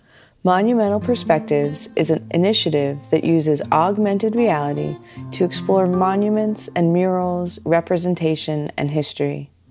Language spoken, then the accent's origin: English; Los Angeles, California, United States; I have been visiting the Griffith Observatory since I was a little girl growing up in Los Angeles